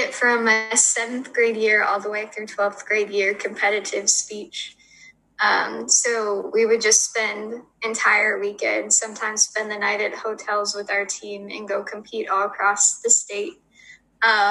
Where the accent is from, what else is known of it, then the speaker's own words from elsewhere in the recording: Granada, Minnesota, United States; moved away as an adult; also born or lived in Fairmont, Minnesota; I am from Grenada, Minnesota, or as I usually tell people because they haven't heard of it, Fairmont, Minnesota